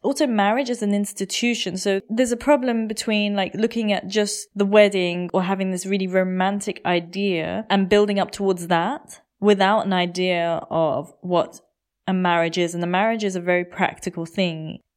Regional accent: United Kingdom; moved away as an adult; also born or lived in India; now in Germany; when I first came to Germany, being British

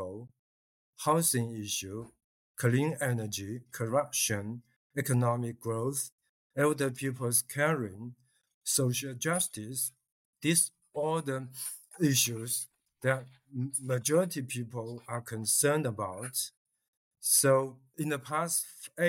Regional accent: Fujian, China; moved away; it's my hometown.

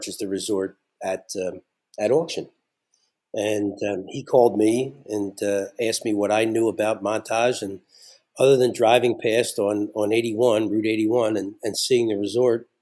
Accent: Philadelphia, Pennsylvania, United States; moved away as an adult; now in Scranton area, Pennsylvania, United States; I grew up in Philadelphia

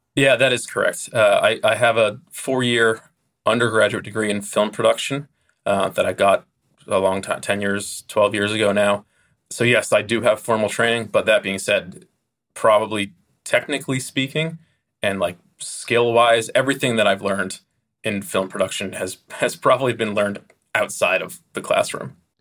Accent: United States; as an American

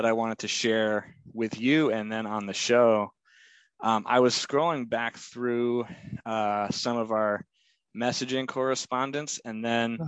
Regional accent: Lyme, New Hampshire, United States; also born or lived in Hanover; I grew up in Lyme, so I was in Lyme before I went into Hanover.

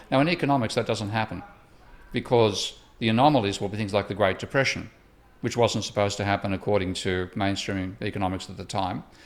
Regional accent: Australia; moved away; my home country of Australia

